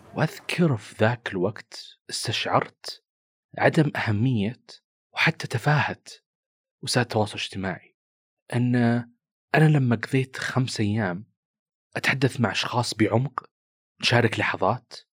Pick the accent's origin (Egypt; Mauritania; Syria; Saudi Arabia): Saudi Arabia; كنت انا من السعوديه